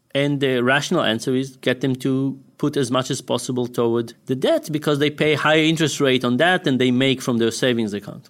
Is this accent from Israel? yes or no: yes; Israel; moved away; we grew up in Israel.